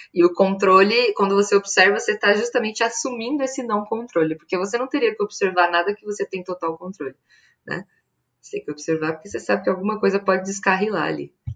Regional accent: North Region, Brazil; now in São Paulo, Brazil

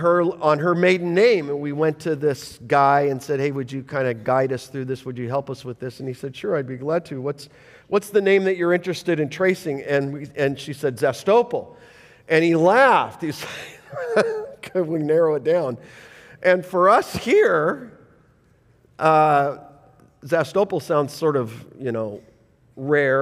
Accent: Canada; I'm not Jewish, I'm as hockey Canadian as it gets, traced back to England

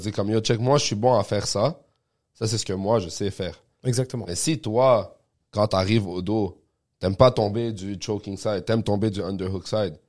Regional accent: Quebec, Canada; also born or lived in Montreal; nous, on vient du Québec

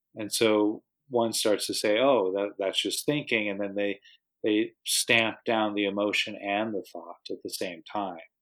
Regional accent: United States; moved away; I'm from the States originally

